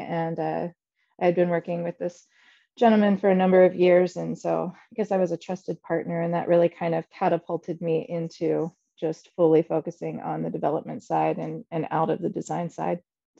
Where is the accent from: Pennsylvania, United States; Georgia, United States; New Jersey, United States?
Pennsylvania, United States; Shippensburg; So I grew up in Shippensburg, Pennsylvania, a very small town in South Central Pennsylvania.